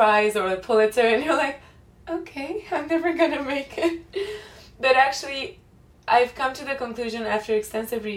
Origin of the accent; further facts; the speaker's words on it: Romania; English is a second language; moved away as an adult; now in New York, United States; I've just left Romania for a year